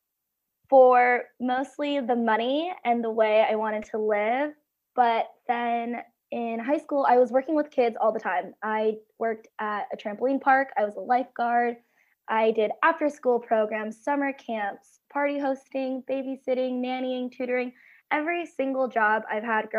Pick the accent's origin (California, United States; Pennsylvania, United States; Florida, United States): California, United States; I am from California